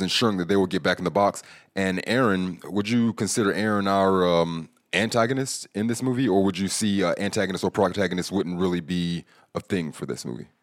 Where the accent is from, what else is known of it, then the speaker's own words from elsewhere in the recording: California, United States; I'm from California